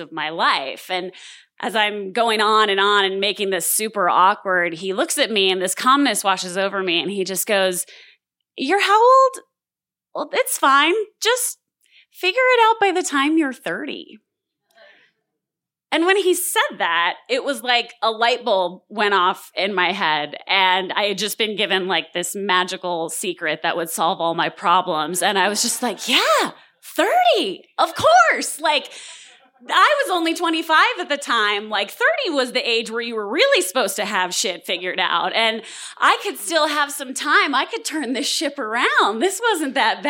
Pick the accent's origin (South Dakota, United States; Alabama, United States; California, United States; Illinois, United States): California, United States; San Diego; also born or lived in Los Angeles, United States / Denver, United States; I had just moved back to my hometown of San Diego